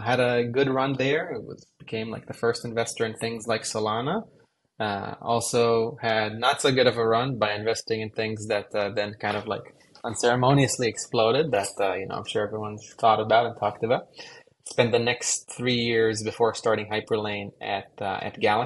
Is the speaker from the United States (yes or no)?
no; Israel; moved away; I grew up in Israel